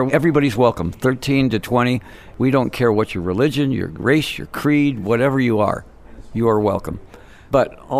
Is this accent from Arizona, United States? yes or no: yes; Phoenix, Arizona, United States; I grew up in Phoenix